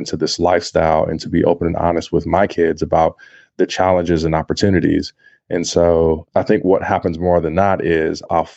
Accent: Compton, California, United States; growing up in a poor place, in a place like Compton

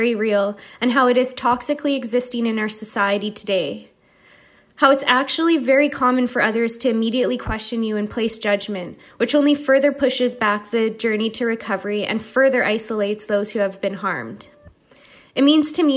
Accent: Winnipeg, Manitoba, Canada; I'm from Winnipeg, Manitoba, in Canada

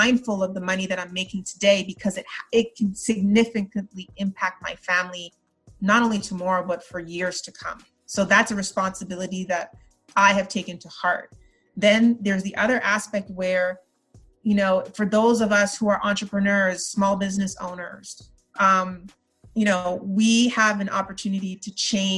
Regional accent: Montreal, Quebec, Canada; moved away as an adult; also born or lived in Trinidad; now in United States; I was raised in Montreal

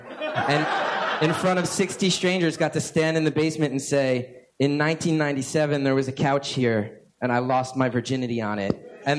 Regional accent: New Jersey, United States; also born or lived in New York; my hometown in New Jersey

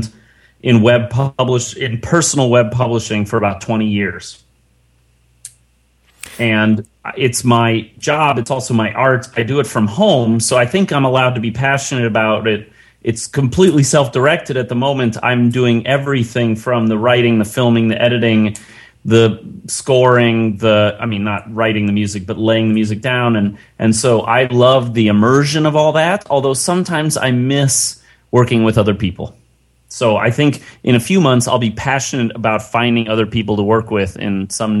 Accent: Chicago, Illinois, United States; now in San Francisco, United States; I'm a white North American male living in San Francisco, and I was born in Chicago

